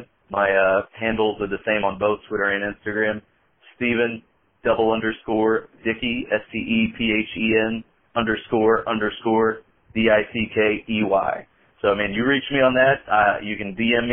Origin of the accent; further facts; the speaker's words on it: Indiana, United States; I'm from Indiana, and to me, to the people around me, I don't have an accent